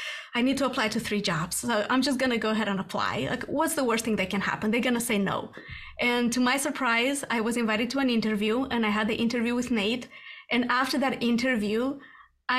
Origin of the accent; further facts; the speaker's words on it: Moldova; moved away as an adult; also born or lived in Sweden; now in United States; I was born and raised in Moldova.